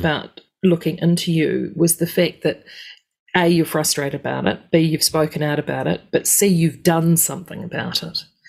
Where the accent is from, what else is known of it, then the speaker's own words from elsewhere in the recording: New Zealand; as a Kiwi